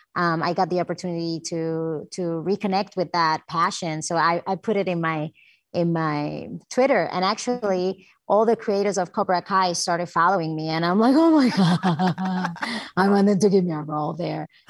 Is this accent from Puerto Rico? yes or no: yes; Puerto Rico; moved away as an adult; also born or lived in New York; growing up as a Puerto Rican